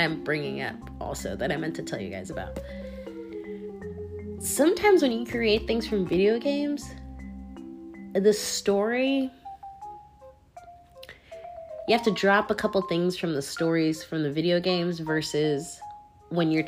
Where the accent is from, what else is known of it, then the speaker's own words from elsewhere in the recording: Washington, United States; moved away; I'm from the Northwest, from Washington State.